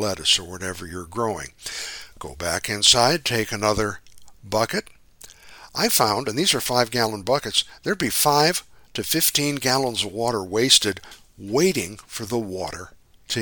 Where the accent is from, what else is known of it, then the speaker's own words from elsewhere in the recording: Midwest, United States; now in California, United States; I grew up in the Midwest